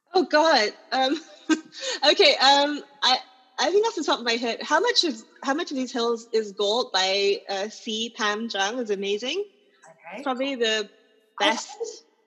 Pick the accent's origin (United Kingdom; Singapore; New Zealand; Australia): Singapore; as a Singaporean writer